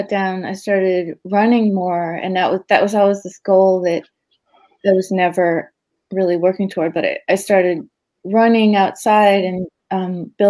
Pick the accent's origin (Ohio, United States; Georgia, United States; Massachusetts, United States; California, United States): Massachusetts, United States; South Shore; also born or lived in Maine / New York / Los Angeles; now in Cambridge, United States; I grew up on the South Shore. I was born in Maine.